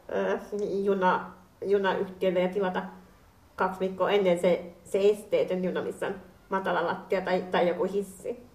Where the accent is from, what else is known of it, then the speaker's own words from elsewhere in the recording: Finland; olen kotoisin Suomesta